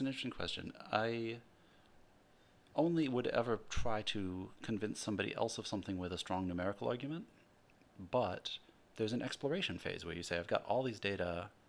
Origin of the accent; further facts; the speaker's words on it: Midwest, United States; Growing up in the Midwest, my dad was grew up on a farm